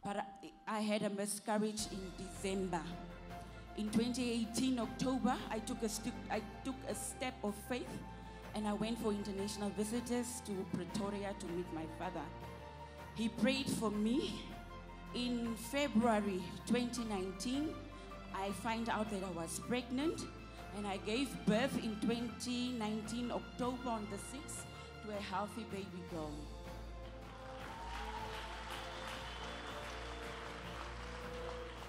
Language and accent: English; Namibia; I'm from Namibia